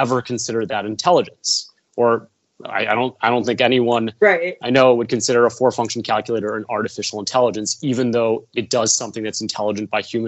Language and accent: English; Chicago, Illinois, United States; moved away as an adult; also born or lived in Stanford, California; I'm from the Midwest. I'm from Chicago.